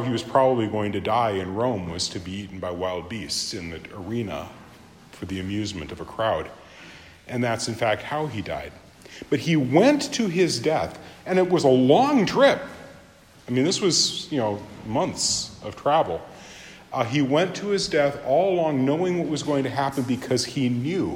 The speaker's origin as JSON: {"language": "English", "country": "Japan", "said": "my home country of Japan"}